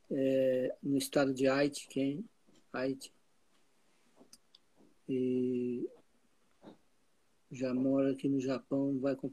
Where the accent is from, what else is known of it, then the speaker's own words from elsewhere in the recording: Goiás, Brazil; Eu vivi lá até 34 anos.